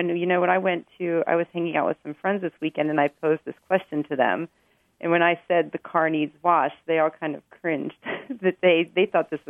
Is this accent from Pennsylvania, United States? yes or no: yes; Pittsburgh, Pennsylvania, United States; moved away as an adult; now in Milwaukee, United States; I grew up in Pittsburgh, and when we were growing up, we always used to say things like the car needs washed and the kids need picked up.